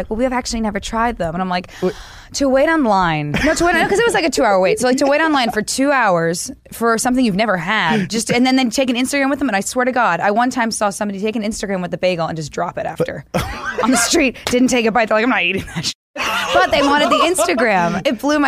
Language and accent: English; New Jersey, United States; also born or lived in Williamsburg, New York; I'm like a New Yorker. I'm from New Jersey